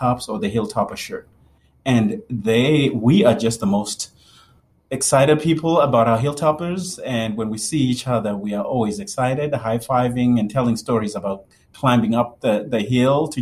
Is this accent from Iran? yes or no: no; Zimbabwe; moved away as an adult; also born or lived in Kentucky; now in United States; Born and raised in Zimbabwe, lived there all through high school.